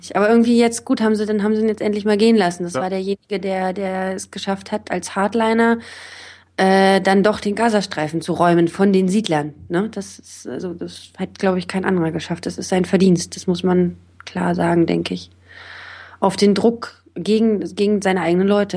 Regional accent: Berlin, Germany; moved away as an adult; also born or lived in Israel; Ich bin jetzt auch nicht, noch nicht so lange wieder zurück hier in meiner Heimatstadt

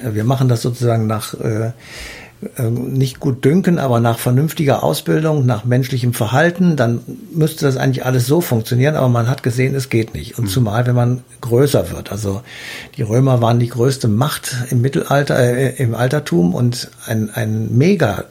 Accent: Germany; Bei uns in Deutschland

